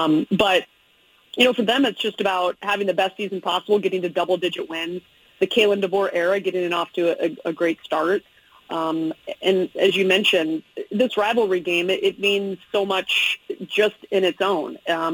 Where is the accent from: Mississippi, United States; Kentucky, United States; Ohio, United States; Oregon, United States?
Oregon, United States; Eugene; now in Seattle, United States; I'm a Eugene kid. I don't know if you know that. I went to North Eugene High School. My brother played football at Oregon. My sister went to Oregon State. I'm a Northwest kid. I grew up on Pac-12 everything.